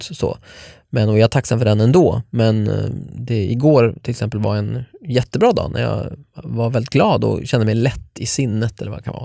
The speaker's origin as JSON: {"language": "Swedish", "town": "Norrtälje", "region": "Stockholm County", "country": "Sweden", "tie": "born or raised there", "moved": "yes", "said": "jag ville bara flytta från Norrtälje, där jag är uppvuxen"}